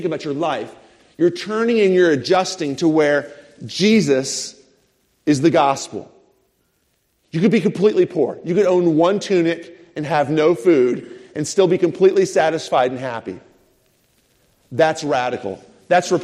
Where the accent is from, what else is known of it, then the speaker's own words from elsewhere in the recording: United States; as an American